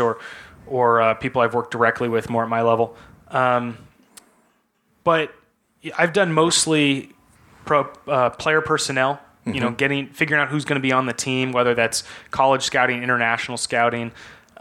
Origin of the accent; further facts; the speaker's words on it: Silicon Valley, California, United States; I grew up in Silicon Valley, and my dad was a venture capitalist